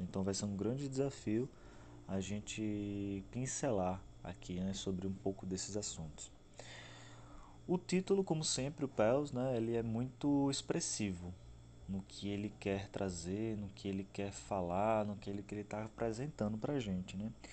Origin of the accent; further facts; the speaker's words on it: Aracaju, Sergipe, Brazil; sou nordestino, sou de Aracaju, Sergipe